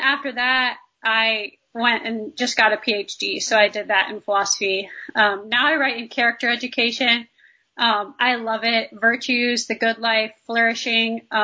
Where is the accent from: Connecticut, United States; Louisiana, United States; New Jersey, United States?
New Jersey, United States; Northern; I'm from Northern New Jersey, kind of the northwest corner. So right in the Appalachian Trails. And I grew up running those trails